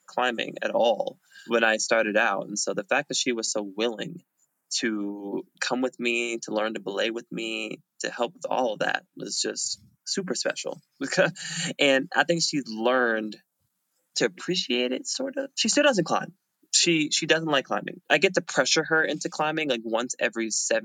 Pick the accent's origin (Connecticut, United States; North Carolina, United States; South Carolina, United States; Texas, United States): North Carolina, United States; Fayetteville; I'm from Fayetteville, North Carolina